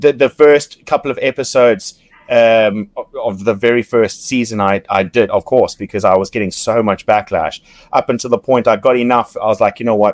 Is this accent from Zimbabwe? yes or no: yes; Zimbabwe; from Zimbabwe